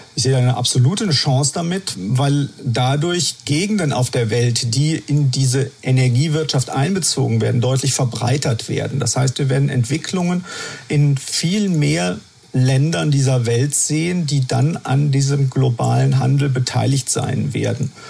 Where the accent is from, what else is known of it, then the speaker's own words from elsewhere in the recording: Germany; bei uns in Deutschland